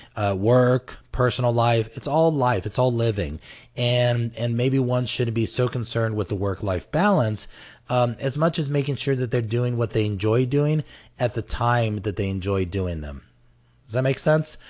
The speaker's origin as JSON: {"language": "English", "country": "United States", "tie": "born or raised there", "said": "the United States, of course, because I'm American and I was born here"}